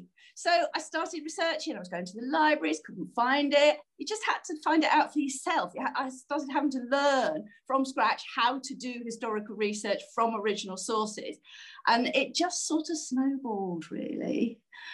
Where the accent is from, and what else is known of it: United Kingdom